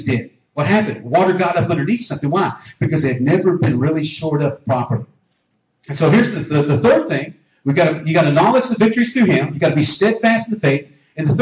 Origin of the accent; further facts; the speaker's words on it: United States; I was born in North America